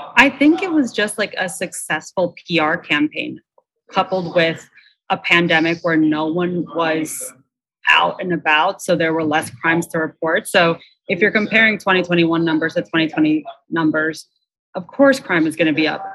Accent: Long Island, New York, United States; I grew up on Long Island

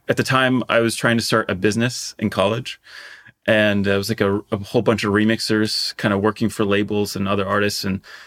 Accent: Portugal; I grew up in Portugal

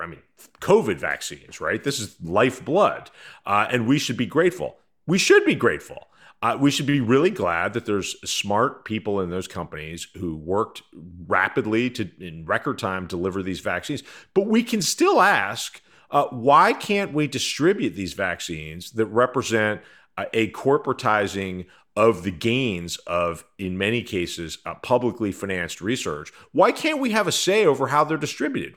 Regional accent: United States; as an American

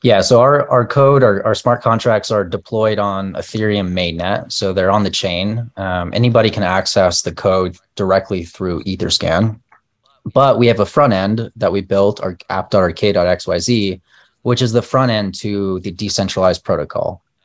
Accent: El Paso, Texas, United States; moved away as an adult; also born or lived in Palo Alto / New York / Bay Area; I was born and raised in El Paso, and I've been here um, I lived here until I was 26, and then I moved to Palo Alto

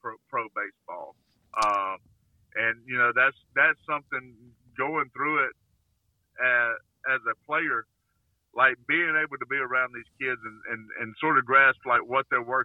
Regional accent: Alabama, United States; born or raised there

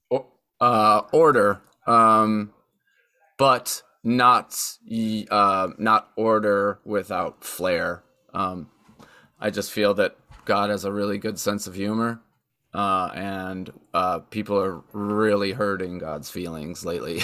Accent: Buffalo, New York, United States; growing up in Western New York and, and there being so much nature even in the cities

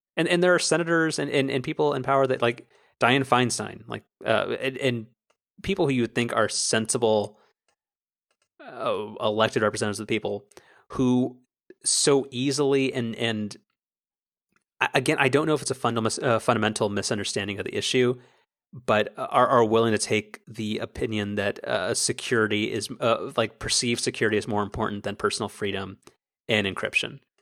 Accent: United States; as an American

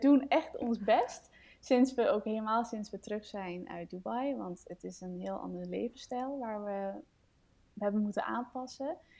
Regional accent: Denmark; now in Netherlands; ik kom uit Denemarken oorspronkelijk. Ehm, ik woon in Nederland nu

